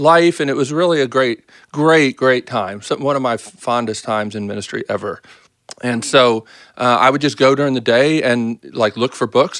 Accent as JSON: {"language": "English", "town": "Baltimore", "region": "Maryland", "country": "United States", "tie": "born or raised there", "also_born_or_lived": "Boston", "moved": "as an adult", "lives_now": "Nashville, United States", "said": "I grew up in Baltimore"}